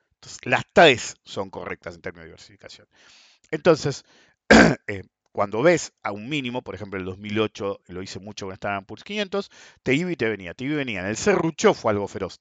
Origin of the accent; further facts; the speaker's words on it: Argentina; somos argentinos